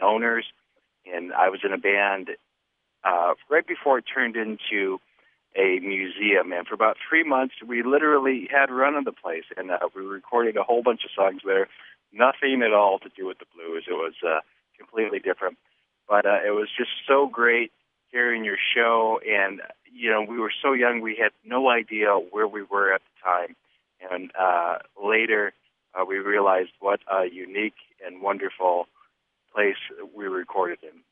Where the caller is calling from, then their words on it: Chicago, Illinois, United States; I am calling from Chicago.